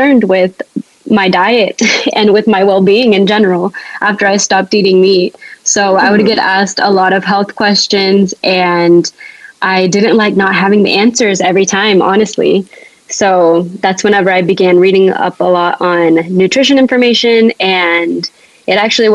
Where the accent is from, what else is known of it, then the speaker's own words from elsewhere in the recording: Georgia, United States; I grew up in Georgia